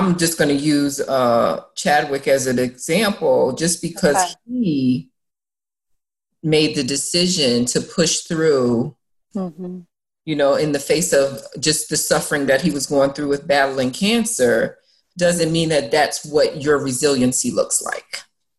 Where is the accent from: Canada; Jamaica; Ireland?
Jamaica; then the brand for people was I'm a Jamaican, because I always had like five jobs